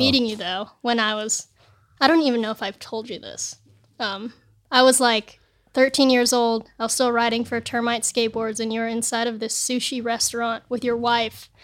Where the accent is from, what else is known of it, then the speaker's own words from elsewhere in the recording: El Segundo, California, United States; also born or lived in San Bernardino; I grew up in El Segundo in L A.